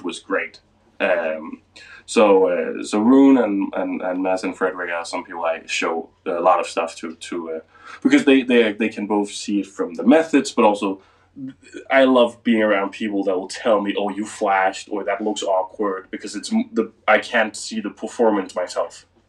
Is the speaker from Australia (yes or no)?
no; Denmark; English is a second language; I'm from Denmark, so most of my stuff is in Danish